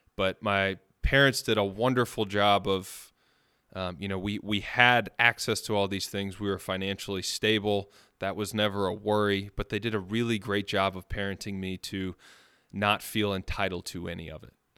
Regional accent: Birmingham, Alabama, United States; also born or lived in Long Island, New York; I was born in Long Island, New York. I moved down to Birmingham when I was about four or five years old.

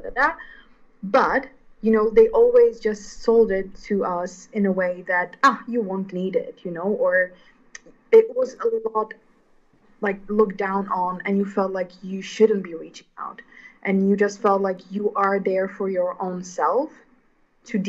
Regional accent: Slovakia; moved away as an adult; also born or lived in The Hague, Netherlands; now in Milan, Italy; I am from Slovakia

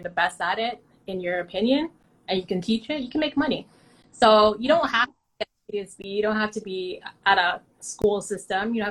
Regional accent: Toronto, Ontario, Canada; Saying Jane and Finch really came with a stigma

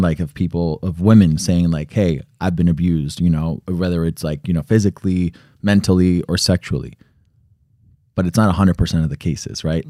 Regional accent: Connecticut, United States; I was born in Connecticut

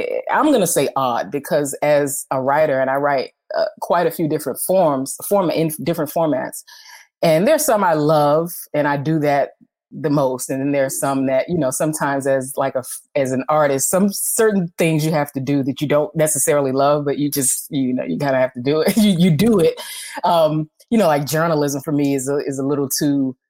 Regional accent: Washington, District of Columbia, United States; I am a storyteller from Washington, D.C.

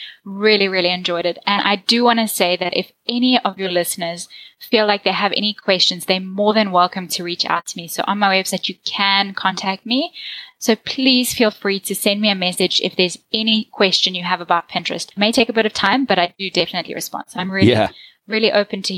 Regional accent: South Africa; accent: South African; I'm from South Africa, so I have a South African accent

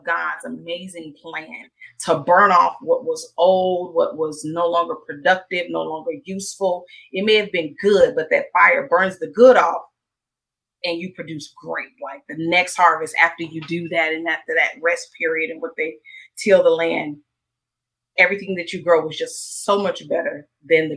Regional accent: Mississippi, United States; I grew up in Mississippi in a small town.

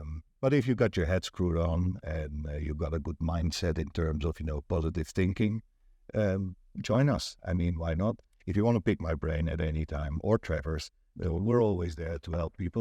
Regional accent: Netherlands; English is a second language; now in Pattaya, Thailand; I'm from Holland, right? So I'm not a native English speaker

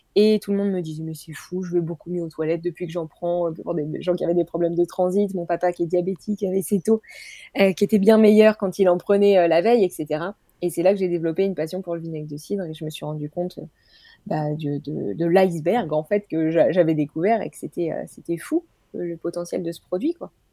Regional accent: Normandy, France; je suis de Normandie

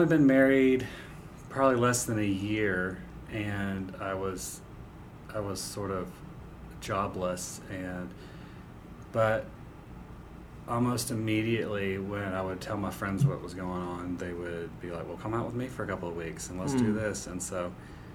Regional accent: Jacksonville Beach, Florida, United States; moved away as an adult; also born or lived in Charlotte, North Carolina; I grew up in Jacksonville Beach, Florida

